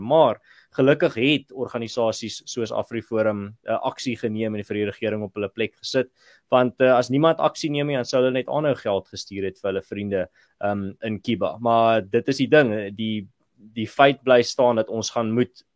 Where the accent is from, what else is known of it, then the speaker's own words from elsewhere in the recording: Malmesbury, Western Cape, South Africa; moved away; ek het mos daar in Mamesbury groot geword daar in die Swartland